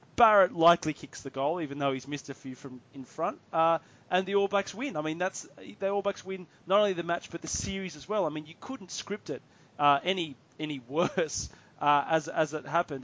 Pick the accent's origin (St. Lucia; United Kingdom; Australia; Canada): Australia; as an Australian rugby fan